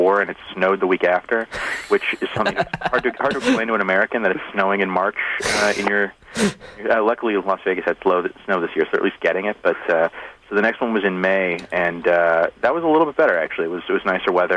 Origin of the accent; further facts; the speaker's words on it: Brampton, Ontario, Canada; I grew up in Brampton